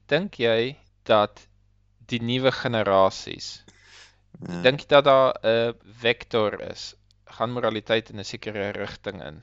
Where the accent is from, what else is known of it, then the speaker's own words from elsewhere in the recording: South Africa; now in Australia; Hulle leef definitief baie anders eh, as ons Suid-Afrikaners.